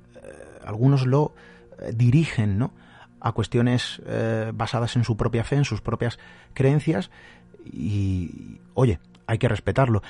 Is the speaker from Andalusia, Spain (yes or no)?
yes; Málaga, Andalusia, Spain; yo soy de Málaga